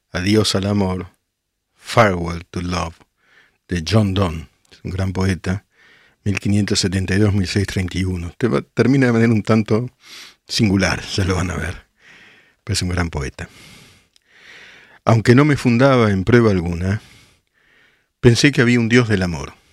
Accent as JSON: {"language": "Spanish", "town": "El Palomar", "region": "Buenos Aires Province", "country": "Argentina", "tie": "born or raised there", "lives_now": "Chicago, United States", "said": "Hace 10 años vivo en Chicago y acá la gente preocupada. Para mí es como vivir en Recoleta. Crecí en el Palomar. Yo soy el Palomar, Marina."}